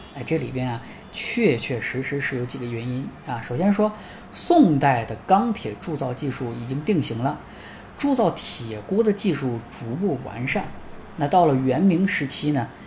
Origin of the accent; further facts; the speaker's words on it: China; 我们中国人真的是一个很好吃的民族